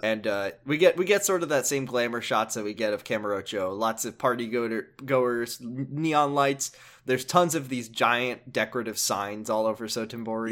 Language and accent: English; United States; as an American